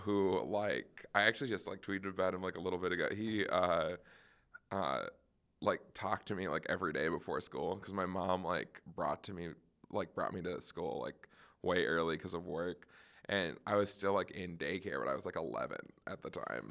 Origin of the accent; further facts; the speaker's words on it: Roseville, Minnesota, United States; I'm from Minnesota, so I'm from, uh, like, Roseville, which is right outside of the Twin Cities